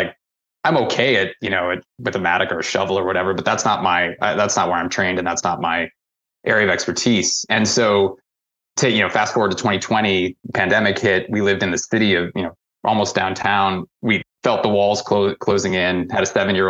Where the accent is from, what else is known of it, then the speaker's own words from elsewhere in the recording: St. Louis, Missouri, United States; moved away as an adult; now in Vermont, United States; I grew up in St. Louis, Missouri.